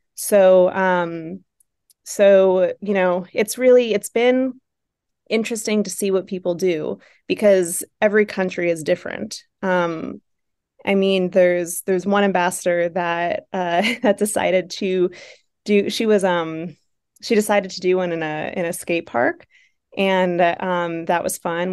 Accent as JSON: {"language": "English", "town": "Buffalo", "region": "New York", "country": "United States", "accent": "Buffalo", "said": "my buffalo accent"}